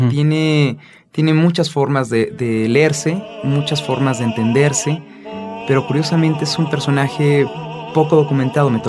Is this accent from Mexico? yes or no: yes; Mexico; Hay una memoria que como mexicanos, nuestra educación sentimental le debe demasiado al maestro Esperón.